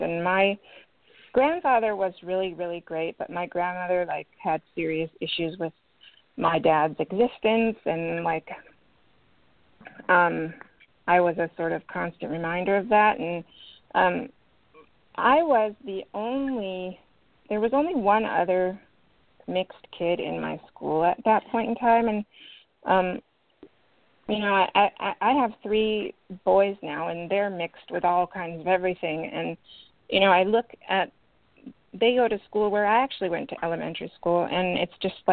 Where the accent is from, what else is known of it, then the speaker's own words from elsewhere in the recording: Berkeley, California, United States; I grew up in Berkeley, California